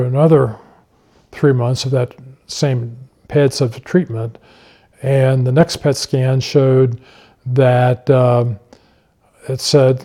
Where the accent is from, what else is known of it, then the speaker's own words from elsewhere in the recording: Cold Spring, Kentucky, United States; I grew up in Cold Spring, Kentucky, and my family was a Christian family